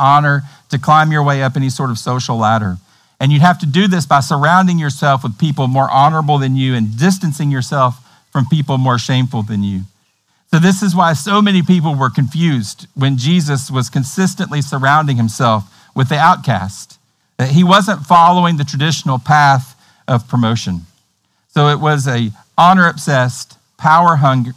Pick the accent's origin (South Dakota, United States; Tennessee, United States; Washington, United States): Tennessee, United States; accent: hillbilly Tennessee; my hillbilly Tennessee accent